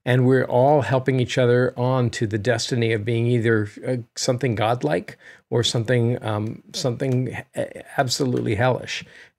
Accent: United States; As an American, though, who's traveled in Europe

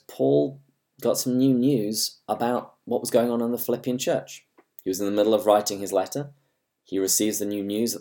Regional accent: England, United Kingdom; accent: English; my English accent

